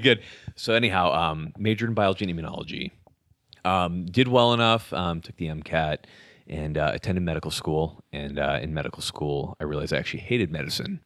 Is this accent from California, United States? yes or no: yes; California, United States; moved away as an adult; also born or lived in Utah; I grew up in California, surfing, all that kind of stuff